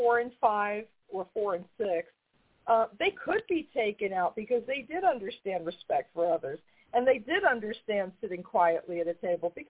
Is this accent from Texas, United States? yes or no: no; New York, United States; now in North Carolina, United States; I'm from New York, and we moved down here many, many years ago